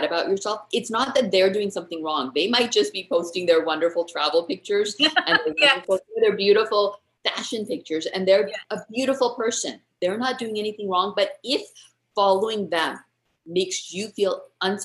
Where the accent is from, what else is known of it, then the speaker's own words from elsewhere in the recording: United States; first language English; moved away as an adult; now in India; I grew up speaking English. I grew up in the States